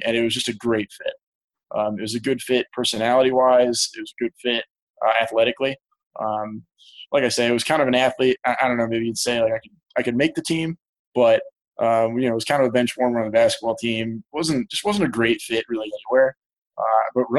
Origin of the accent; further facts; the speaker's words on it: Columbus, Ohio, United States; also born or lived in Hartford, Connecticut; So I was born in Columbus, Ohio, 1990. Great place to grow up. When I was in, I'll say, first grade, the family actually moved to Hartford, Connecticut. And so I grew up right outside Hartford until middle school. And then we moved back to Columbus and have been here since.